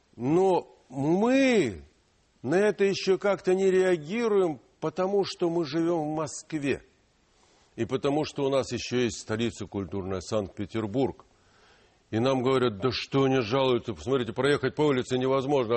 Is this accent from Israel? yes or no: no; Donbas, Ukraine; first language Ukrainian; Russian is a second language; now in Russia; Я родился в Донбассе, в Украине. мой родной язык, я учился в украинской школе.